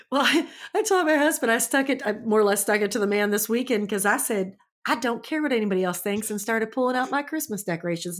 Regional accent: St. Louis, Missouri, United States; I'm from Saint Louis, just F Y I, and I moved to a rural town

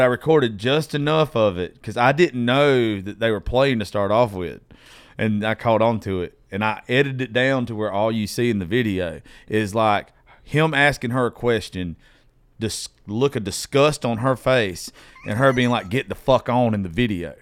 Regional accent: Georgia, United States; I'm dyslexic from Georgia

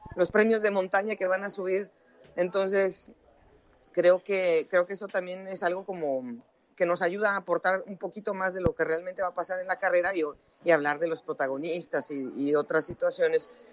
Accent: Mexico; moved away as an adult; also born or lived in Colombia; now in United States; yo nací en México, empecé a trabajar en México, me fui a Estados Unidos, en donde yo resido hace 20 años

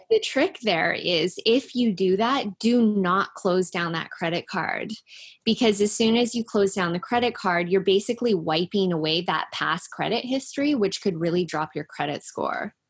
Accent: Langley, British Columbia, Canada; I'm from Langley too

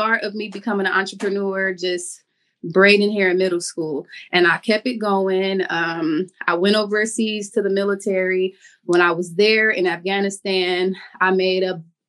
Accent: Cleveland, Ohio, United States; moved away as an adult; also born or lived in Miami, Florida / Atlanta, Georgia; now in Jacksonville, United States; I went home to Cleveland because that's where I'm from. I'm from Cleveland, Ohio

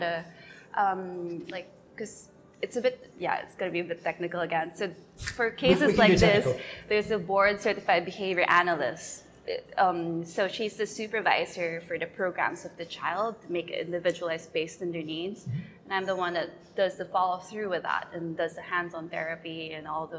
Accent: Manila, Metro Manila, Philippines; moved away as an adult; now in Phuket, Thailand; I was actually based in Metro Manila. That's like the capital area of the Philippines. So I grew up in the city.

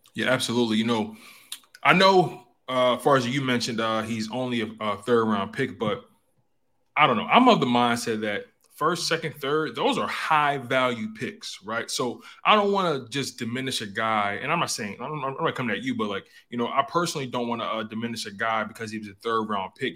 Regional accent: Philadelphia, Pennsylvania, United States; I grew up in Philadelphia, born and raised North Philadelphia

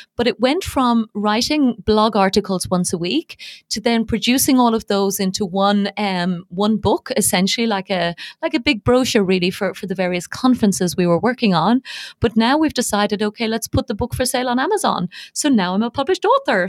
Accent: Dublin, Leinster, Ireland; accent: not a very strong Irish accent; moved away as an adult; also born or lived in Dubai, United Arab Emirates; now in United Arab Emirates; I was born and bred in Dublin, and I spent most of my life in Ireland

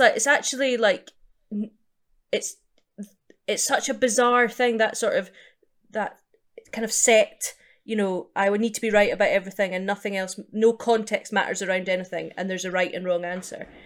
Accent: East Coast of Scotland, United Kingdom; also born or lived in Edinburgh; now in London, United Kingdom; I'm from the East Coast, so it was Edinburgh where I was doing the majority of my gigs

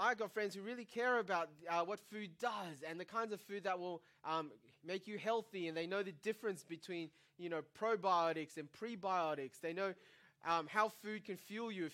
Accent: Taiwan; now in Australia; growing up in Taiwan

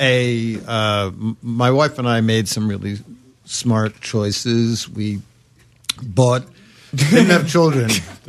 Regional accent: Brooklyn, New York, United States; somebody says, "Are you American?" I'm like, "No, I'm from Brooklyn."

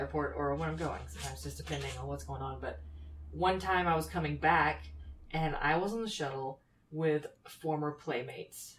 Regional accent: Anderson, South Carolina, United States; I'm from Anderson, South Carolina

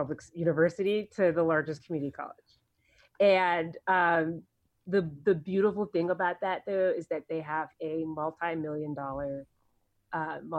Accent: Bolingbrook, Illinois, United States; moved away as an adult; also born or lived in Florida; growing up in Bolingbrook, Illinois, my graduating class was 365 people

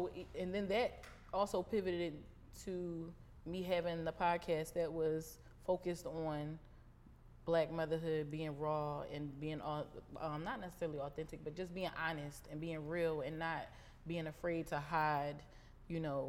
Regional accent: Philadelphia, Pennsylvania, United States; now in Baltimore, United States; I'm from Philly

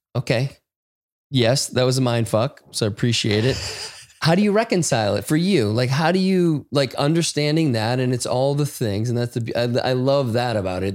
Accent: United States; I felt this shame about being an American

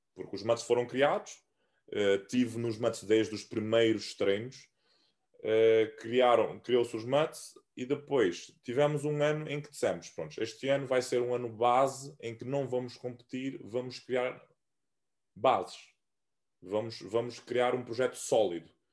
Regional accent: Santiago Island, Cape Verde; moved away as an adult; also born or lived in Fogo Island, Cape Verde / Portugal; now in Porto, Portugal; sou da Ilha do, do Fogo, uh, okay. na Ilha do Fogo, mas, mas cresci uh, na Ilha de Santiago

